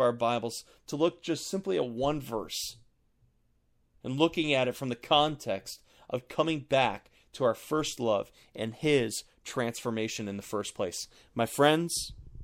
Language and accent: English; Buffalo, New York, United States; I was born outside of Buffalo, New York